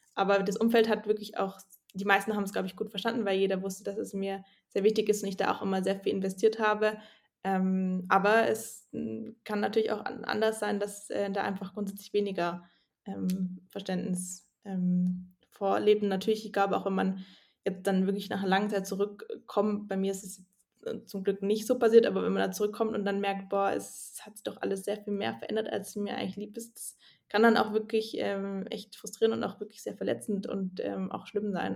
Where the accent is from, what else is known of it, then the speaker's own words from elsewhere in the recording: Swabia, Germany; ich bin ja auch aus dem Schwabenland